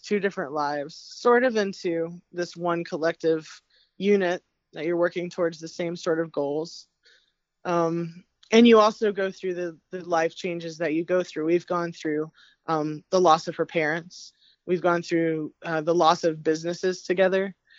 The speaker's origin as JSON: {"language": "English", "region": "Appalachia", "country": "United States", "tie": "born or raised there", "said": "I come from my family growing up in the Appalachian Mountains. You know, it's very bluegrass based, very roots music, old time music."}